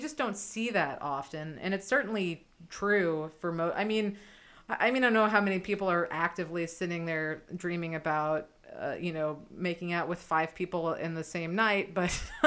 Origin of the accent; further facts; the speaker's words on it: New York City, New York, United States; a born and raised New Yorker